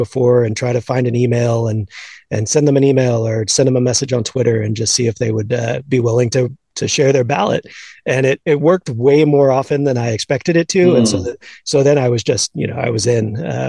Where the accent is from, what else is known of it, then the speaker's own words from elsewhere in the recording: Houston, Texas, United States; So I grew up in Houston, an Astros fan.